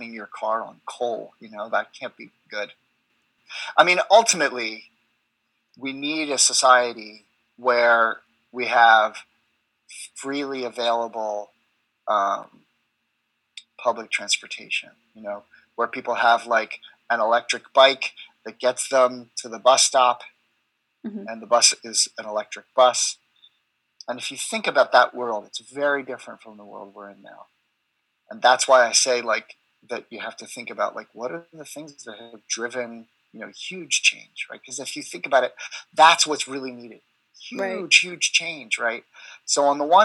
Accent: United States; I'm American

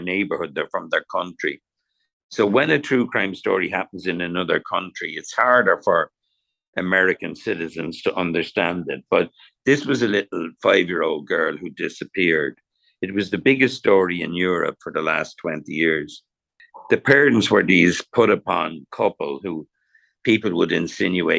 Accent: Ireland; now in Los Angeles, United States; growing up in Ireland

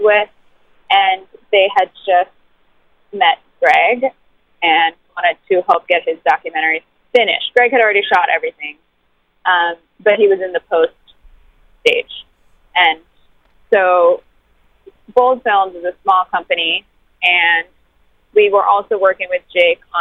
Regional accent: Sri Lanka; now in United States; I grew up in Sri Lanka. I was raised by my grandparents, but then I was in boarding school starting like 8 years old

